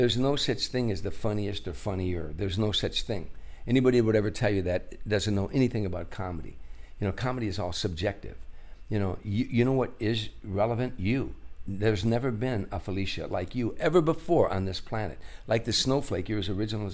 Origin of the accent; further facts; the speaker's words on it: Chicago, Illinois, United States; I grew up in South Side of Chicago